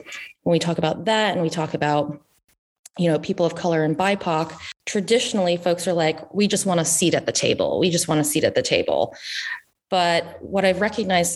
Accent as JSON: {"language": "English", "region": "the South", "country": "United States", "tie": "born or raised there", "also_born_or_lived": "Washington, D.C.", "moved": "as an adult", "lives_now": "Northern California, United States", "said": "I grew up in the South"}